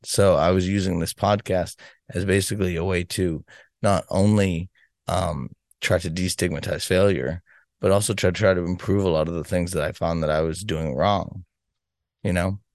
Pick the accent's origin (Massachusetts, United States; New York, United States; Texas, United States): Massachusetts, United States; Boston; I'm from Boston, Massachusetts